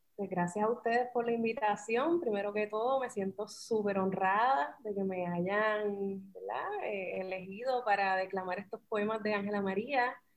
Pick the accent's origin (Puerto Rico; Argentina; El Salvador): Puerto Rico; soy puertorriqueña